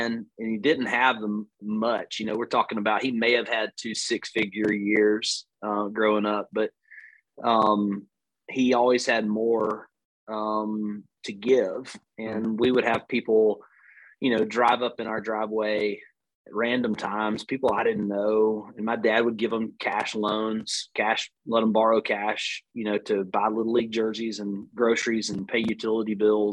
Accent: Northwest Alabama, United States; accent: Southern; I'm an Alabama boy, born and raised. You can tell by the long vowel sounds in my accent

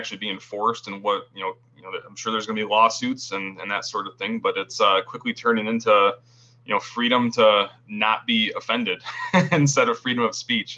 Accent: Grand Rapids, Michigan, United States; I'm born and raised in West Michigan, kind of the greater Grand Rapids area

